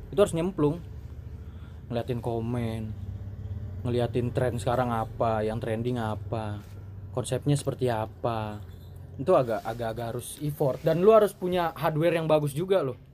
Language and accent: Indonesian; Bogor, West Java, Indonesia; cuman kita dari Bogor ya mungkin beberapa orang aja yang